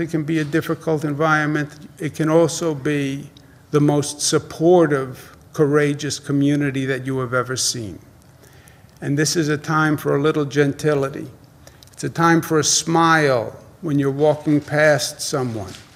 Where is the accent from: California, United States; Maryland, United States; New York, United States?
New York, United States; New Yorker, United States; even as a New Yorker